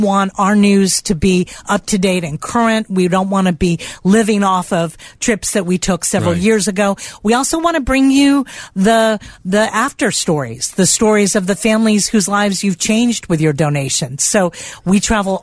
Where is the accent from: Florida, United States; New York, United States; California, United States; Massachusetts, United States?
Florida, United States; South; I'm from South Florida.